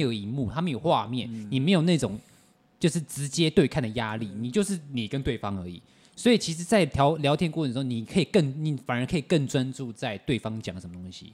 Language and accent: Chinese; Taiwan; 我都是在台湾长大的